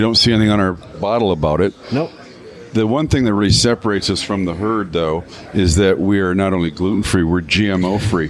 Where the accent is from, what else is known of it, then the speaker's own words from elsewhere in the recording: Canada; now in Michigan, United States; I'm a Canadian by birth